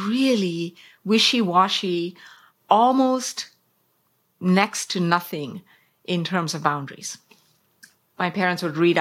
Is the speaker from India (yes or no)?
yes; South India, India; When I was growing up in South India